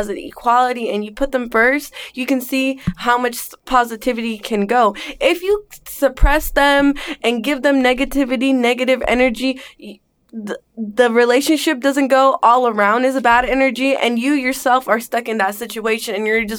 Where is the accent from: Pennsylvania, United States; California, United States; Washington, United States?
California, United States; Bay Area, Northern; also born or lived in Englewood, New Jersey; now in Los Angeles, United States; I grew up in Northern California. I am from the Bay Area.